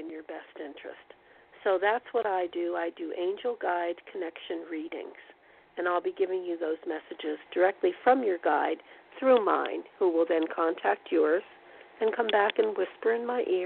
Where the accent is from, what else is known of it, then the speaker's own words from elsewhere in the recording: East Coast, United States; moved away; I'm originally from the East Coast